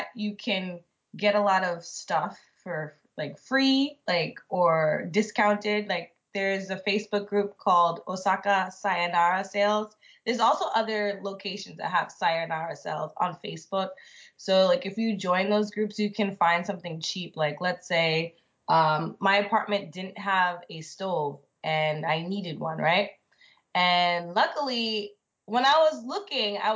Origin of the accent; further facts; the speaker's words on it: United States; moved away as an adult; also born or lived in Grenada; now in Japan; I still don't really like my home country